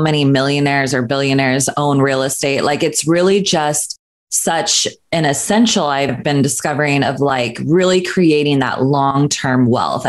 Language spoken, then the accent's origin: English; Northern California, United States; moved away as an adult; now in Los Angeles, United States; I grew up in Northern California, so I ended up going to Sacramento State University for my nursing degree